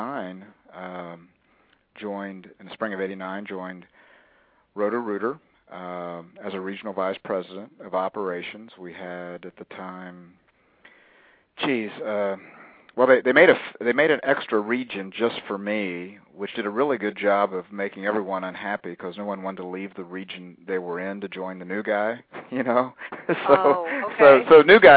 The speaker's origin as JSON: {"language": "English", "area": "a little bit north of Columbus", "region": "Ohio", "country": "United States", "tie": "born or raised there", "said": "I'm a Midwesterner. I grew up a little bit north of Columbus, Ohio."}